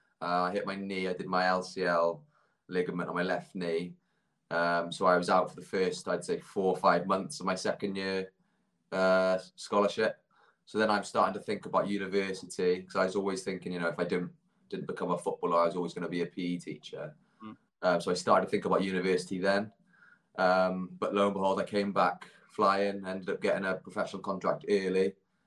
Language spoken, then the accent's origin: English; Tenby, Wales, United Kingdom; also born or lived in Cardiff; I grew up in Tenby, born and bred